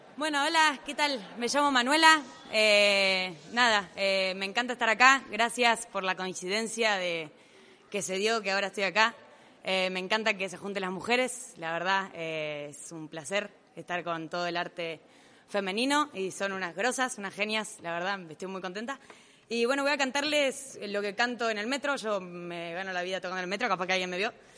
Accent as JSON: {"language": "Spanish", "country": "Uruguay", "said": "Soy uruguaya igual, por si pensaban que era argentina, soy uruguaya"}